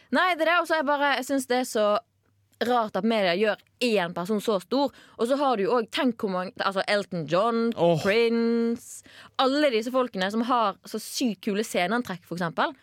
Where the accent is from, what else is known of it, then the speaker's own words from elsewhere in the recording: Bergen, Vestland, Norway; now in Trondheim, Norway; hvis jeg for er hjemme i Bergen